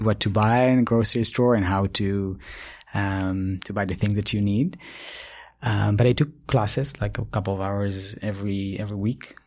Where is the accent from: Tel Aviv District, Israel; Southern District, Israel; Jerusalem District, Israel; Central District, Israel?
Southern District, Israel; Ashdod area; moved away as an adult; also born or lived in Tokyo, Japan; now in United States; I grew up in Israel and, uh, in a small village near Ashdod